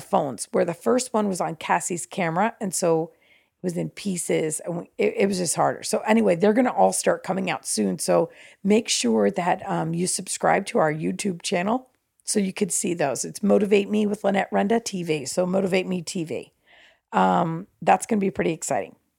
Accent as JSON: {"language": "English", "region": "New Jersey", "country": "United States", "said": "I'm from New Jersey"}